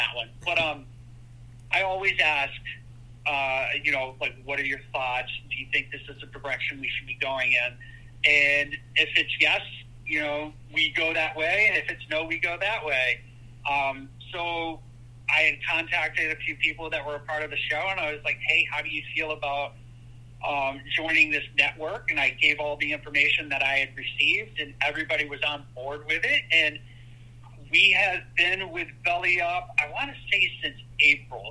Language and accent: English; Connecticut, United States; also born or lived in Birmingham, Alabama / Massachusetts; Ended up moving up to Massachusetts when I was about 6 years old. And then after that, I moved to Connecticut. And that's where I've been since, I don't know, probably 90, 91